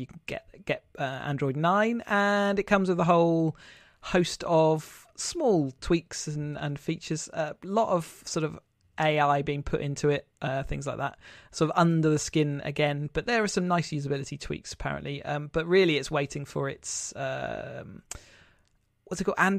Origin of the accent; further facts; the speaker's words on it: England, United Kingdom; I'm just being too English.